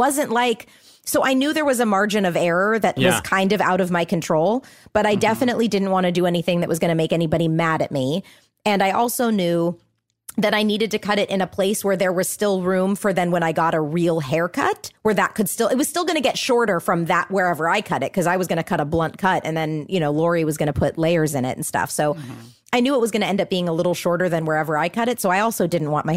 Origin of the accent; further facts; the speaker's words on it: Orange County, California, United States; I'm from Orange County